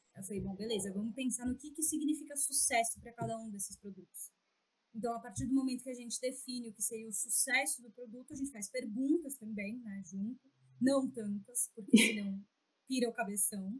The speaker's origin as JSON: {"language": "Portuguese", "region": "São Paulo", "country": "Brazil", "said": "sou de São Paulo, São Paulo capital."}